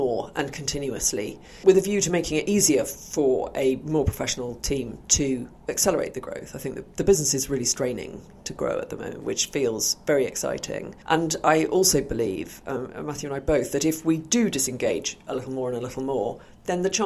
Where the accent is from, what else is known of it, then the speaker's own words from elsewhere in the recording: Oxford, South East England, United Kingdom; I grew up in Oxford in the 70s